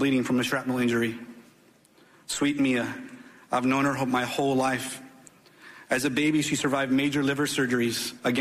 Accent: Uvalde, Texas, United States; I've lived in Uvalde my whole life. In fact, I attended Robb Elementary School myself as a kid

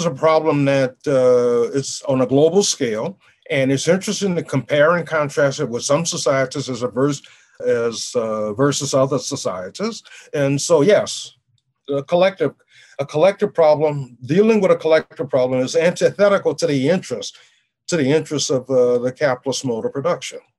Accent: New Orleans, Louisiana, United States; moved away; I grew up in the world in New Orleans

